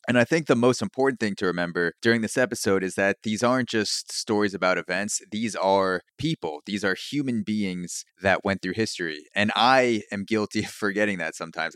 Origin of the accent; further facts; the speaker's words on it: United States; me being American and being, you know, growing up American-centric